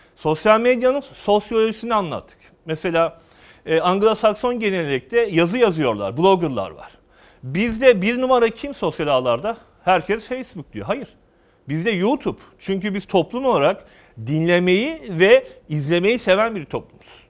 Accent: Karabük, Karabük Province, Turkey; moved away; also born or lived in Ankara / Eskişehir; Karabük doğumluyuz. Ankara'da yüksek öğrenimimizi yaptık.

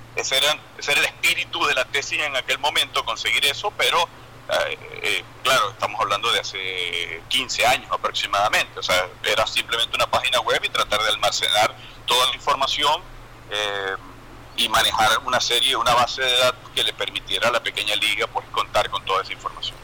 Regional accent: Venezuela; moved away; los que somos venezolanos y vivimos en el exterior

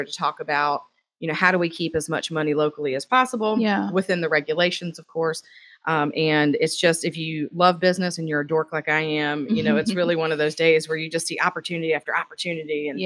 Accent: Fayetteville, United States; born and raised in Fayetteville

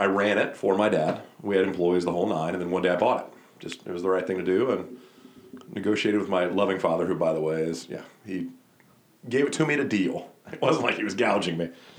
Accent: Atlanta, Georgia, United States; moved away; also born or lived in Michigan; I'm a good Southern boy. I'm from Atlanta.

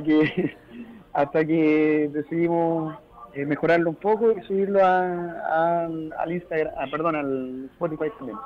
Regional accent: Arica, Arica y Parinacota, Chile; Arica está alejado y, no, pues también somos chilenos

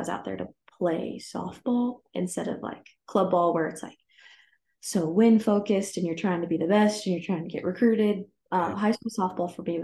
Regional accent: Broomfield, Colorado, United States; I went to Holy Family High School down in Broomfield, Colorado.

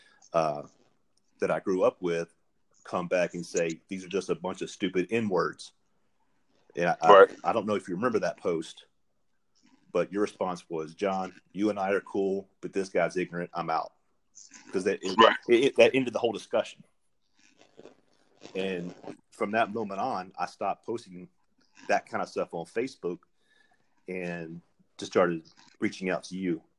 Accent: Alabama, United States; moved away as an adult; now in Florida, United States; I grew up in Alabama. I was born and raised, lived there for 20 years

